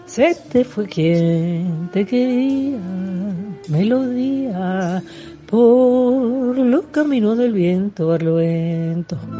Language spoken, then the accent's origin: Spanish; Caracas, Capital District, Venezuela; yo soy de Caracas